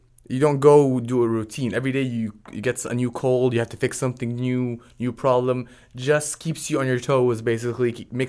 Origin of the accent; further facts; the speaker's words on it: Florida, United States; born there; also born or lived in Jordan / Dubai / Portsmouth; now in Texas, United States; I was born in Florida, moved out of there, went to the Middle East, went to Jordan, Dubai, did high school over there, then moved to Europe, to Portsmouth